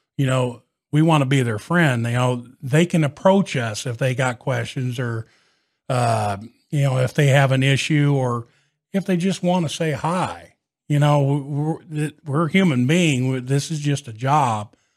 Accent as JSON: {"language": "English", "town": "Catlin", "region": "Illinois", "country": "United States", "tie": "born or raised there", "said": "my hometown of Catlin"}